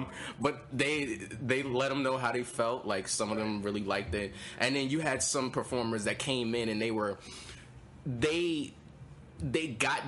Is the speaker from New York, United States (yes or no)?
yes; New York City, New York, United States; also born or lived in Brooklyn / Bronx; I'm from Queens, New York. You know, big ups to Queens. I've lived in Queens majority of my life. I moved around, but I moved around a lot when I was younger. I lived in Brooklyn. I was in the Bronx at one point.